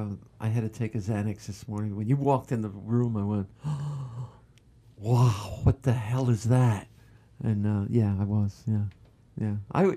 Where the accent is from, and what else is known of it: New Jersey, United States; born or raised there